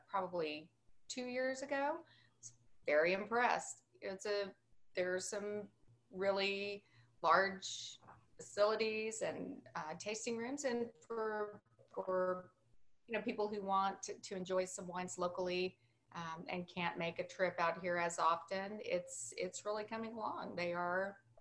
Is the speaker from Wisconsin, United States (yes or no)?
no; Alpine, Texas, United States; Joe and I grew up in a small town called Alpine. It's in West Texas, it's a town of 5,000 people